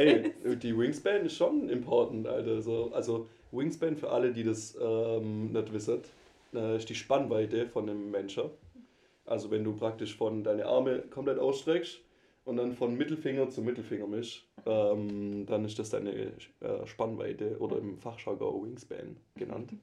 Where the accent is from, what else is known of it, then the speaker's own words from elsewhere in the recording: Swabia, Germany; accent: Swabian; moved away; ich versuche meinen Dialekt echt ein bisschen zurückzuhalten. Ich glaube, die Hörerbare das höre, ich komme aus dem Schwabeländle.